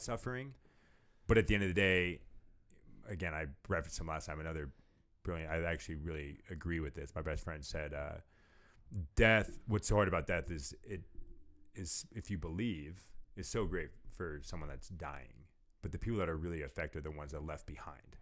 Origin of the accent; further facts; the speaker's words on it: California, United States; moved away; I'm from California